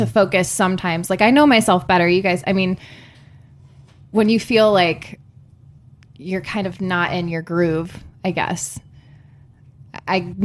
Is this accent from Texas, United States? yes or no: no; Berea, Ohio, United States; moved away; also born or lived in Cleveland, Ohio; I grew up, so originally I'm from Berea, Ohio. So that's like kind of outside of the city